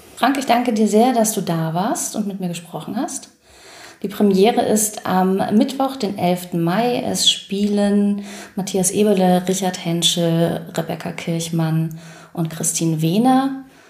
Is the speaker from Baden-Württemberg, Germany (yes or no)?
no; Nuremberg, Bavaria, Germany; ich bin in Nürnberg geboren, auch Anfang der 80er